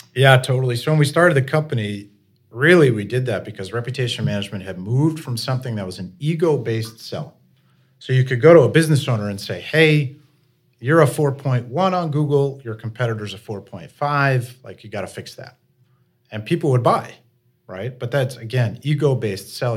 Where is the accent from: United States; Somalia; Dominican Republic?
United States; Vermont; also born or lived in Jacksonville, Florida; I'm a Vermonter, uh, born and raised